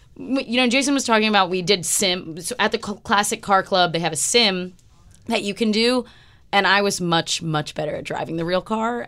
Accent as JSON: {"language": "English", "country": "United States", "said": "as an American sports fan"}